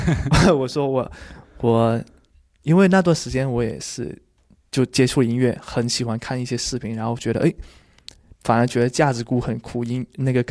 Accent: Guangdong, China; 我是广东人，

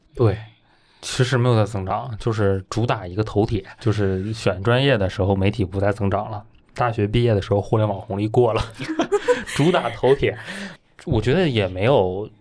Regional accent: Northeast China, China; moved away as an adult; now in Beijing, China; 我从东北走出来的

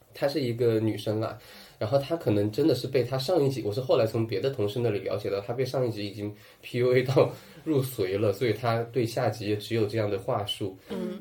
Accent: Sichuan, China; accent: Sichuanese; moved away; also born or lived in Shanghai; 我们四川话讲叫无死包茎

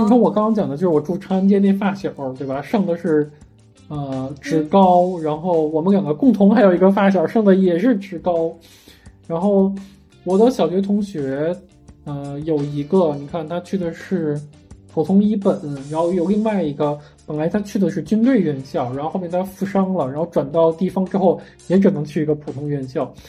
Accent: Beijing, China; 作为一个北京人

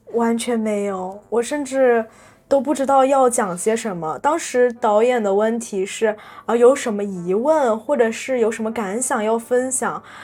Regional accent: China; moved away as an adult; now in Taiwan; 我是来自中国大陆的学生，我是来交换的

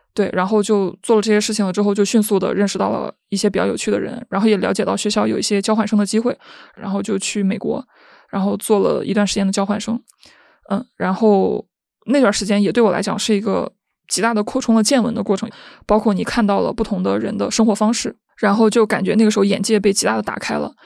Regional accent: Henan, China; 我是一个河南人

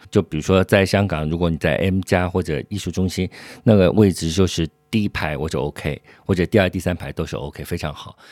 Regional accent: Shanghai, China; 就是从我小时候，如果是一九八零年代在念书的时候，我是，就是八九岁的时候一直在那里看电影。 嗯，这也是我一七年之后从北京来到上海的一个感受

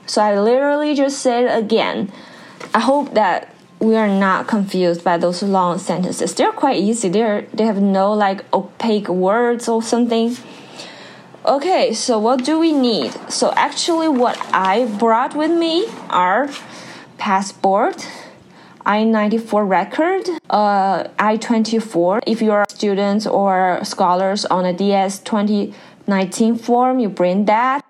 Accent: China; English is a second language; moved away as an adult; now in Pennsylvania, United States; when we are learning English in China

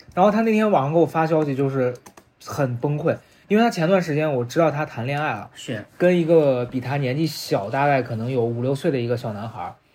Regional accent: Xi'an, Shaanxi, China; moved away as an adult; now in Beijing, China; 因为我是西安人

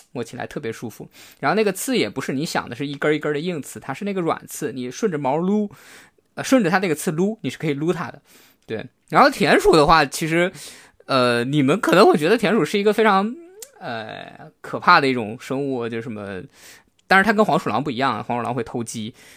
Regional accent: China; moved away; 因为我小时候在，呃，内地的一个很小的一个县城长大

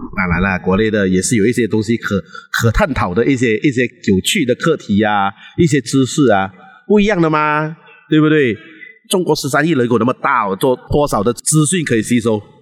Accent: Malaysia; 当然我的国籍是马来西亚，我是这里的华人，啊，土生土长

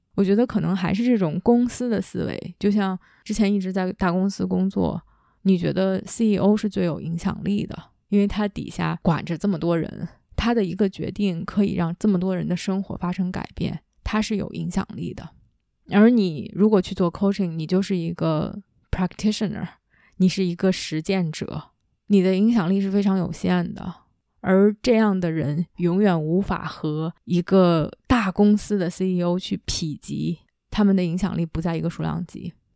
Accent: China; 我依然是一个母语非英语的亚洲的中国的女生，依然在 coach 群体里面是相对年轻的

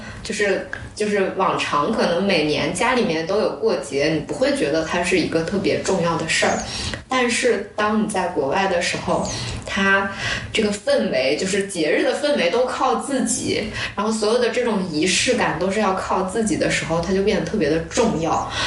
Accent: northern China, China; now in Hangzhou, China; 像我作为北方人

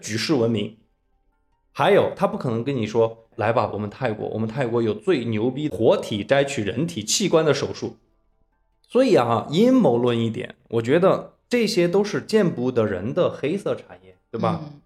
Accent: China; 咱们都是中国人

